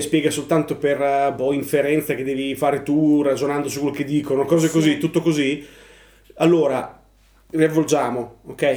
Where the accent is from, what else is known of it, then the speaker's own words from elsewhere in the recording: Ravenna, Emilia-Romagna, Italy; Noi siamo, noi siamo di Ravenna